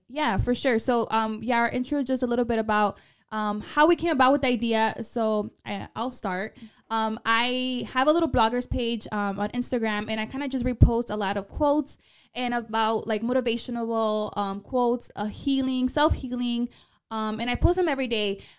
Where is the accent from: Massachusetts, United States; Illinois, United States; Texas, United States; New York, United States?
Illinois, United States; Chicago; accent: paisa; also born or lived in Zacatecas, Mexico; I was born in Chicago, but I might as well been born in Zacatecas